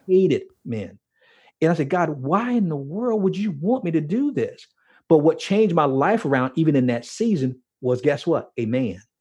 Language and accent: English; Miami, Florida, United States; growing up in Miami